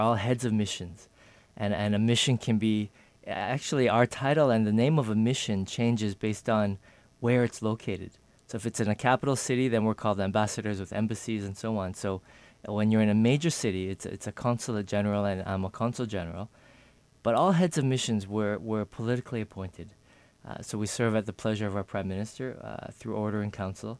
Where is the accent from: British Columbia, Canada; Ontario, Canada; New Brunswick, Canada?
Ontario, Canada; Toronto; moved away as an adult; also born or lived in San Francisco, United States / Geneva, Switzerland; now in Seattle, United States; I was born in Toronto